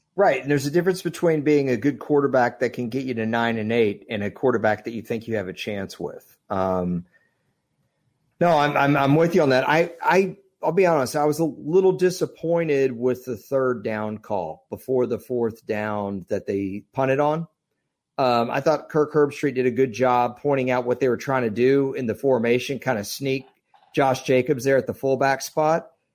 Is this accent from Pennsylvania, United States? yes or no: no; Dallas, Texas, United States; I grew up in Dallas